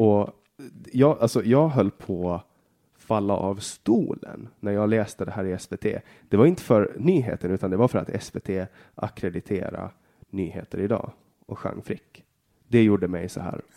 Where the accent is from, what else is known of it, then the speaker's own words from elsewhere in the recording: Åland Islands; Jag är född på Åland och bara Åland